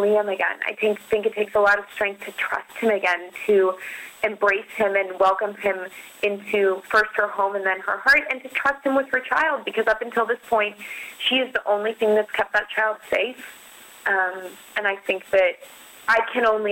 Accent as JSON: {"language": "English", "town": "Denver", "region": "Colorado", "country": "United States", "tie": "born or raised there", "also_born_or_lived": "Boston", "moved": "as an adult", "said": "I grew up in Denver, Colorado"}